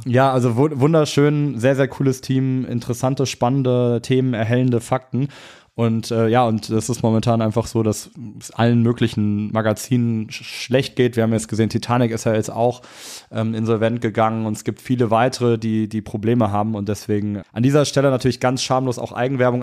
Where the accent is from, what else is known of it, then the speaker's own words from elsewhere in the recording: Cologne, North Rhine-Westphalia, Germany; moved away as an adult; also born or lived in Hamburg; Köln ist natürlich meine Heimatstadt.